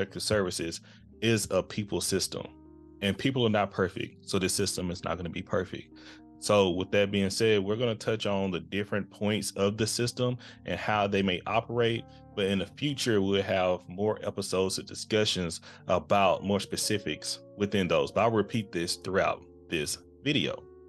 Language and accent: English; Texas, United States; I'm hailed from the Lone Star State myself